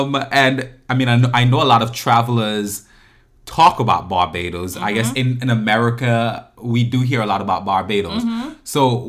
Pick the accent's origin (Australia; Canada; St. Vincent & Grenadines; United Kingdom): St. Vincent & Grenadines; moved away; I'm from St. Vincent, but until I went back after many years to St. Vincent, I hadn't been to the Grenadines.